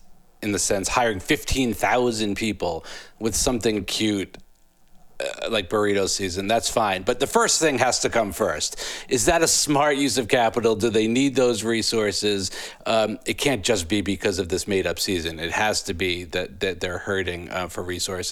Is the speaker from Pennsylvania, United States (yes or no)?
no; New York, United States; I'm from New York. We don't eat pineapple pizza